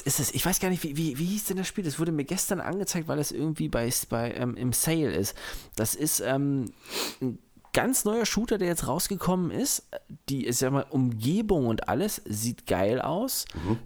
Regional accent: Germany; bei uns in Deutschland

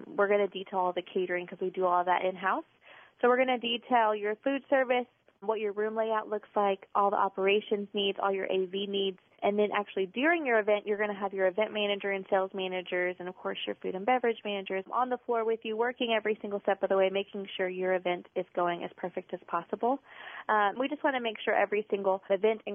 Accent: Alice, Texas, United States; now in Corpus Christi, United States; I grew up in Alice, and I live here

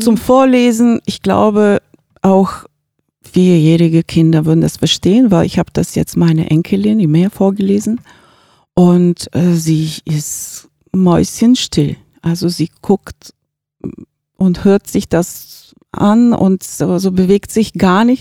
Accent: Bulgaria; now in Gifhorn, Germany; ich, äh, lebe in Gifhorn seit, ähm, fast dreißig Jahre und, ähm, bin gebürtig aus Bulgarien

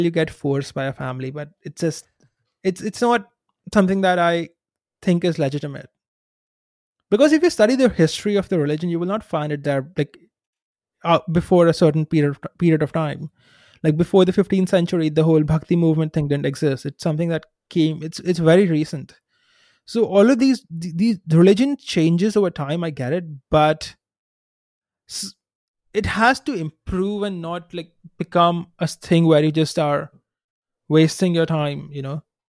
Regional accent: India; growing up in India

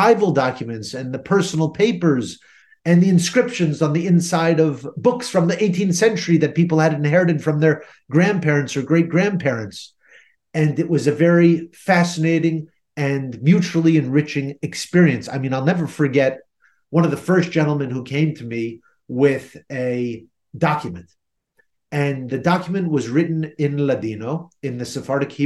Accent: New Jersey, United States; I grew up in New Jersey

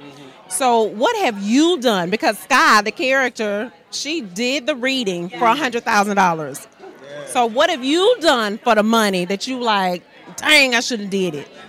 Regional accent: the South, United States; we're from the South.

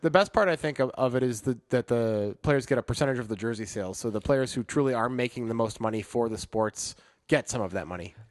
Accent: Chicago, Illinois, United States; growing up in Chicago.

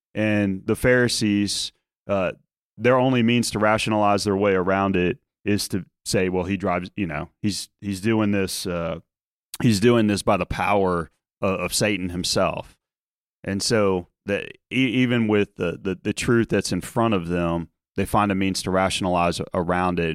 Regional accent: outside of New Orleans, Louisiana, United States; moved away as an adult; my time growing up outside of New Orleans

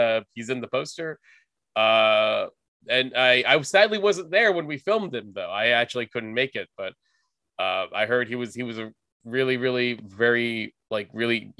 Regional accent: Southern California, United States; I was born in Southern California. My family's from the Philippines. They moved here mid 70s. My brother, my sister came here early 80s, and I was born in 83. Kind of grew up here, never really lived outside of the state

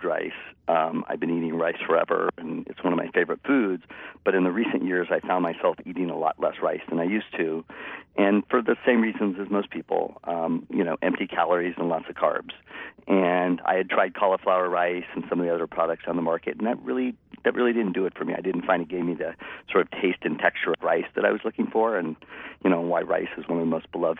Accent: San Francisco Bay Area, California, United States; I'm a native of the Bay Area. So I grew up in the San Francisco Bay Area and never left

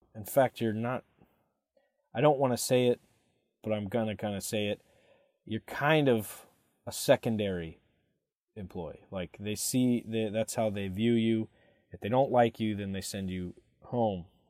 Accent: Katy, Texas, United States; moved away as an adult; also born or lived in Michigan; I was born in Katy, Texas

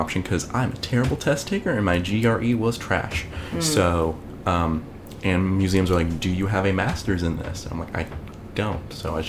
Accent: Concord, North Carolina, United States; I was born in Charlotte, with air quotes, as you said about Pittsburgh. It's small town Concord. We have a racetrack and the … that's about it.

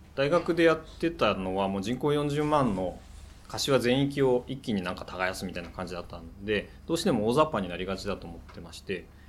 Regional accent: Tsukuba, Ibaraki, Japan; moved away as an adult; now in Kashiwa, Japan; 地元は茨城のつくばなんですね

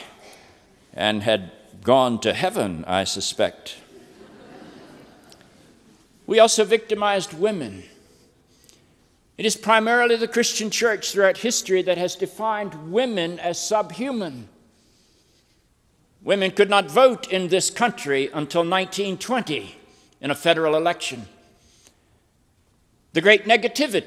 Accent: North Carolina, United States; I'm a child of the South. I grew up in the Bible Belt of North Carolina.

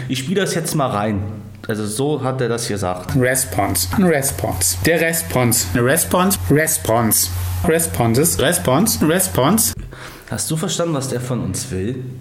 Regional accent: Thuringia, Germany; ich komme aus Döringen

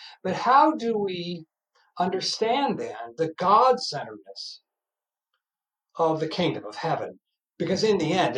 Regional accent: Norfolk, Virginia, United States; moved away; I'm originally from Norfolk, Virginia

